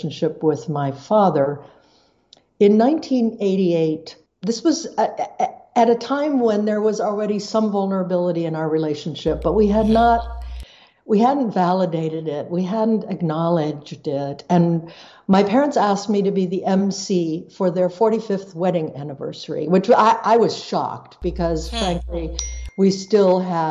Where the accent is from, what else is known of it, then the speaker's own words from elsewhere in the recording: Paraguay; I grew up in Paraguay. I grew up on a leprosy camp. I grew up in a Low German Mennonite community.